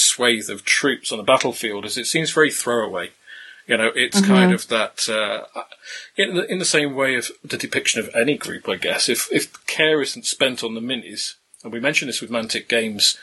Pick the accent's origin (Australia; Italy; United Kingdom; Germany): United Kingdom; England; being English rather than Scottish